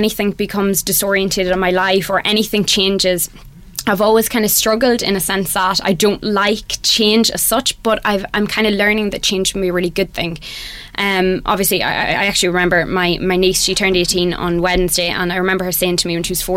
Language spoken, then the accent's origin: English; Monaghan, Ulster, Ireland; moved away as an adult; now in Dublin, Ireland; I moved to Dublin about 9 years ago, and I started college. I'm originally from Monaghan